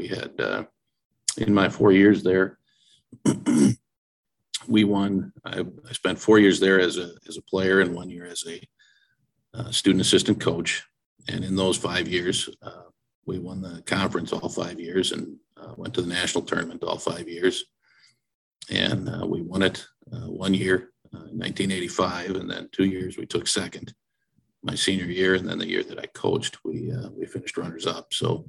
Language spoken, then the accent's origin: English; Oshkosh, Wisconsin, United States; I grew up in Oshkosh, Wisconsin.